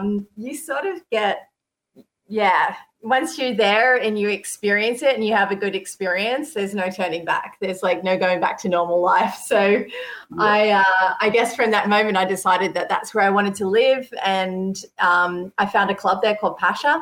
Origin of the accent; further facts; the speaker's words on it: Sydney, New South Wales, Australia; moved away as an adult; now in Europe; I grew up in Sydney